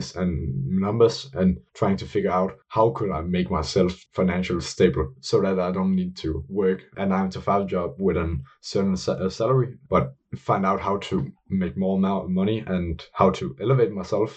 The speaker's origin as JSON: {"language": "English", "town": "Billund", "region": "Southern Denmark", "country": "Denmark", "tie": "born or raised there", "said": "I come from Scandinavia, more specifically in Denmark, and I come from the city called Billund, which is the hometown for Lego"}